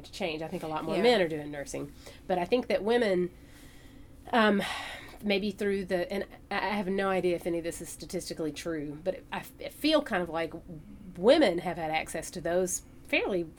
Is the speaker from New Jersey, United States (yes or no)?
no; Hazard, Kentucky, United States; I grew up here in Hazard.